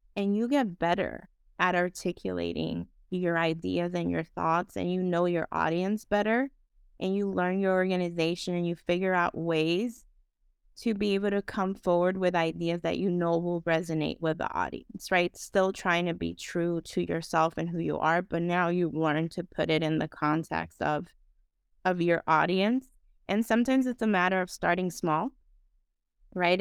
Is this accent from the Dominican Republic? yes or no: yes; Dominican Republic; moved away as an adult; now in United States; I am originally from the Dominican Republic, um, so I have that, you know, other lens in terms of, like, being an immigrant